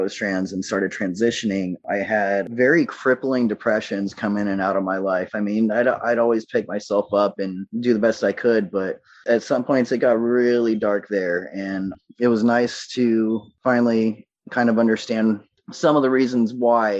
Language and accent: English; the South, United States; I was raised in the South in the late 80s, early 90s.